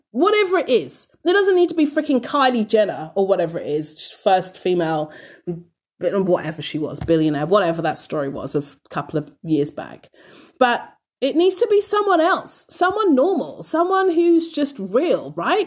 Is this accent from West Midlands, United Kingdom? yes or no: no; London, United Kingdom; now in Australia; born and bred in London